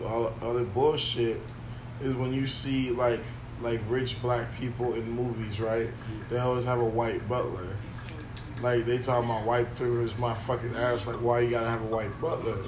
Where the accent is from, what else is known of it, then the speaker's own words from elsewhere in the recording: Lake Worth, Florida, United States; That's just where we come from. I come from Lake Worth